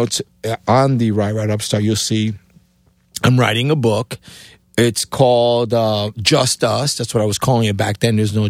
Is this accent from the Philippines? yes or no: no; Cuba; English is a second language; moved away; also born or lived in New York, United States; because my accent, being A, coming from Cuba, B, in New York, this computer is like, where is this guy from, you know?